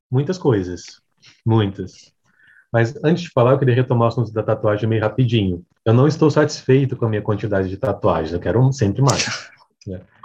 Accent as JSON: {"language": "Portuguese", "town": "Vitória", "region": "Espírito Santo", "country": "Brazil", "moved": "yes", "lives_now": "São Paulo, Brazil", "said": "eu não sou de São Paulo, eu moro em São Paulo, né? Mas eu sou de Vitória, Espírito Santo."}